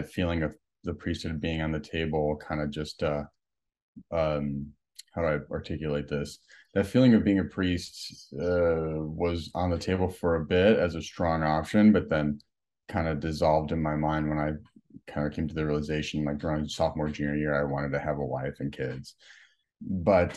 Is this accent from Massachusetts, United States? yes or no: no; Chicago, Illinois, United States; I grew up in Humboldt Park